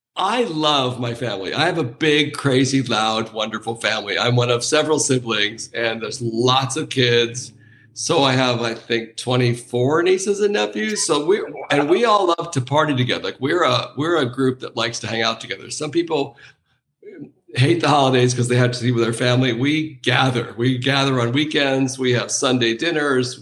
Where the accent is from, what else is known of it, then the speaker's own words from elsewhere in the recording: Anaheim, California, United States; I grew up near Disneyland, so this was in Anaheim